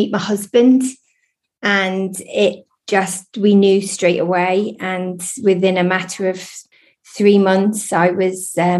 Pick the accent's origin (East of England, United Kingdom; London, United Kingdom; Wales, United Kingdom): East of England, United Kingdom; Lowestoft; also born or lived in Oldham; I was born in Oldham and then brought up in Lowestoft near Great Yarmouth.